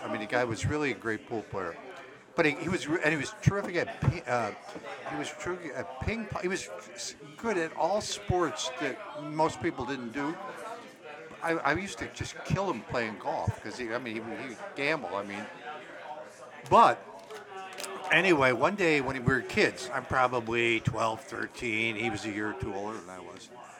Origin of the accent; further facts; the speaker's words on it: Downers Grove, Illinois, United States; I'm from Downers Grove, which we call Upper's Grove.